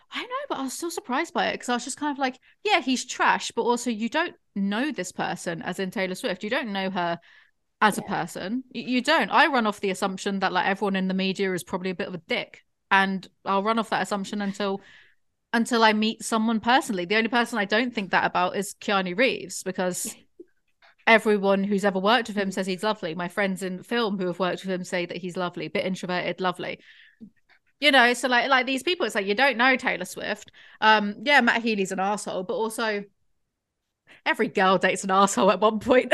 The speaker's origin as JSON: {"language": "English", "region": "England", "country": "United Kingdom", "said": "I am English"}